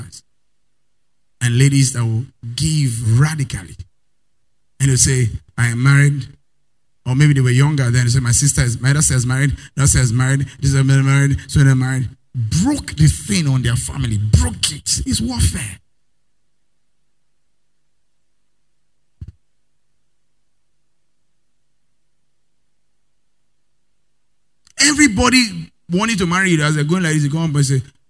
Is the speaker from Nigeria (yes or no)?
yes; Nigeria; I'm a Nigerian woman.